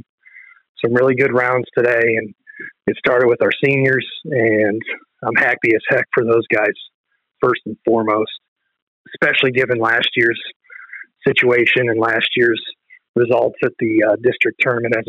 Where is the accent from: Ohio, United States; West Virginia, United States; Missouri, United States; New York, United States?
Ohio, United States; Ottawa; I'm from Ottawa Glandorf. That's my home course.